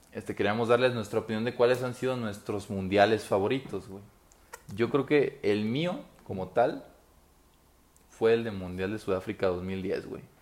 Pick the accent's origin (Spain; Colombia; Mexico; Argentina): Mexico; como mexicano te puedo decir que el 2014 me gustó más